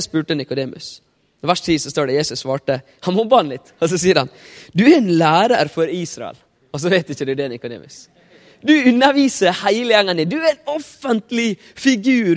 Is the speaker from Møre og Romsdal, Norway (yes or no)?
yes; Ålesund, Møre og Romsdal, Norway; jeg er fra Ålesund.